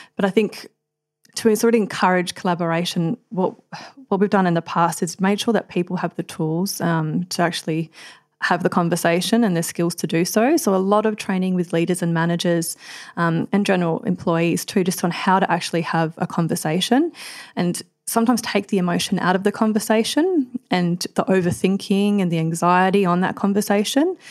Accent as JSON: {"language": "English", "town": "Adelaide", "region": "South Australia", "country": "Australia", "tie": "born or raised there", "also_born_or_lived": "Queensland", "moved": "yes", "lives_now": "Melbourne, Australia", "said": "I'm originally from Adelaide, so after growing up from Adelaide, just, uh, in a sort of small country town"}